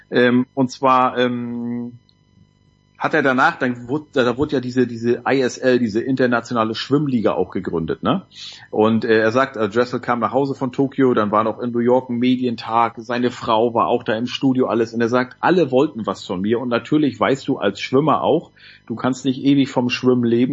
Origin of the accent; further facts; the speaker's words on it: Nordwestmecklenburg, Mecklenburg-Vorpommern, Germany; bei uns in Nordwestmecklenburg